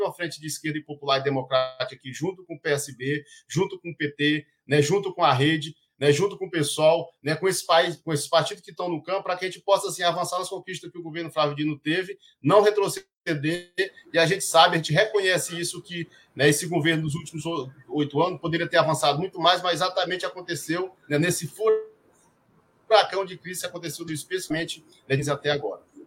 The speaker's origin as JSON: {"language": "Portuguese", "region": "Maranhão", "country": "Brazil", "also_born_or_lived": "Brasília", "moved": "as an adult", "said": "eu cheguei no Maranhão de volta em dois mil e quinze, né, que eu sou maranhense"}